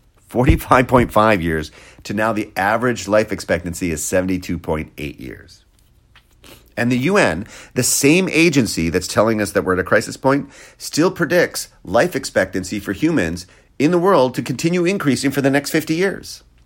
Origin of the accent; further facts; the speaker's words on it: Wisconsin, United States; I grew up in Wisconsin